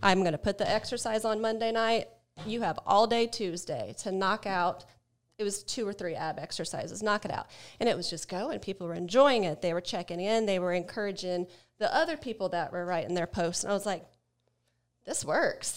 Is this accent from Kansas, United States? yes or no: no; Ohio, United States; now in Atlanta, United States; I'm from Ohio